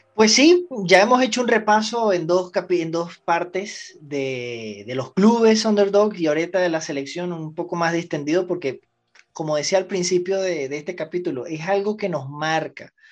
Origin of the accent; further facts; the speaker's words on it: Venezuela; also born or lived in Bogotá; como venezolano